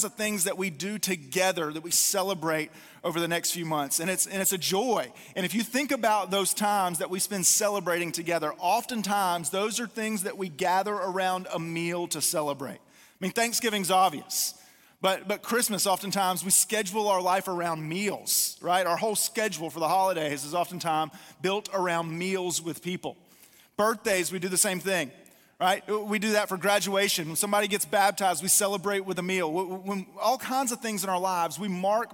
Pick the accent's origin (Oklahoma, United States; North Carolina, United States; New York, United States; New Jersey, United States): North Carolina, United States; I'm from North Carolina